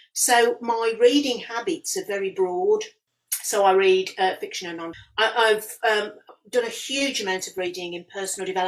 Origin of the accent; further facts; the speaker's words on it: Walsall, West Midlands, United Kingdom; I was born and bred and born and brought up in Warsaw and in the Black Country, and from a family who were Black Country born and bred.